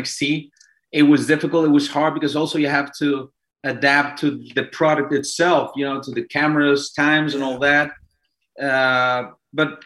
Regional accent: Mexico City, Mexico; moved away; I'm Mexican, born and raised in Mexico City.

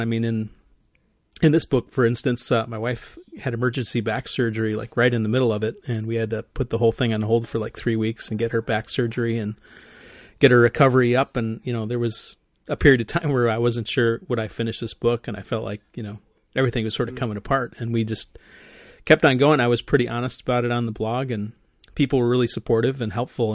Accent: Midwest, United States; I'm a Midwesterner

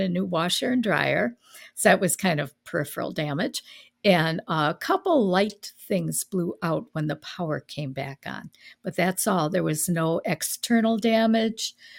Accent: Milwaukee, Wisconsin, United States; also born or lived in Fort Myers, Florida; I grew up in the Milwaukee area

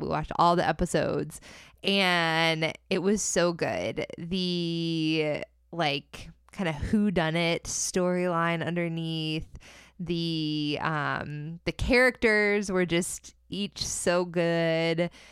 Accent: Central Florida, United States; it was based in Central Florida, which is my homeland

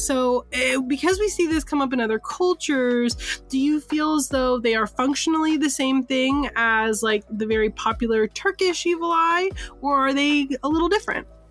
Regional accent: San Francisco, California, United States; moved away; I am from the Bay Area. I'm from San Francisco

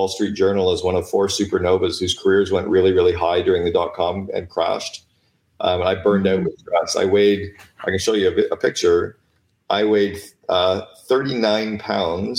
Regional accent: Canada; I'm Canadian

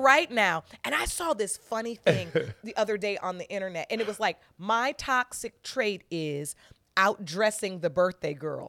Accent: Detroit, Michigan, United States; growing up in Detroit as a young

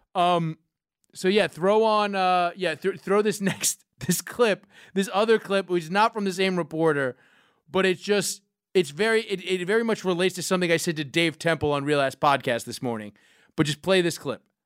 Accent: New York, United States; growing up in New York

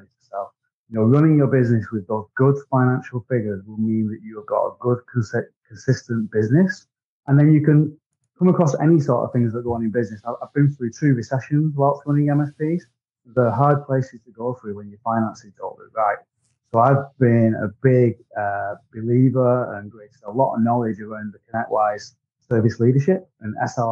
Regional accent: Wigan, North West England, United Kingdom; accent: Wigan; I'm from Great Britain. I'm in a town called Wigan, which is my accent.

